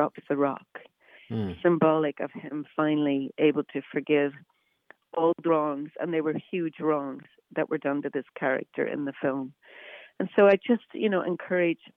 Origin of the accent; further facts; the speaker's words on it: Northern Ireland, United Kingdom; I grew up in Northern Ireland